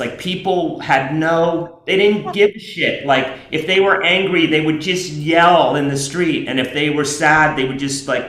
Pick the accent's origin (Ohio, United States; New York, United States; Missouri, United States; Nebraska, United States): New York, United States; I grew up in Alphabet City in New York